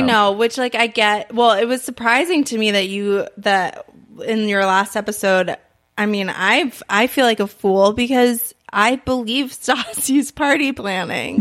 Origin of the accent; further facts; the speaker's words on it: New York, United States; moved away; I'm from New York